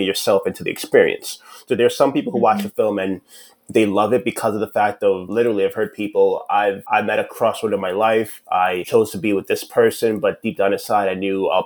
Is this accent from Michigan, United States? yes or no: no; New York City, New York, United States; I'm from New York City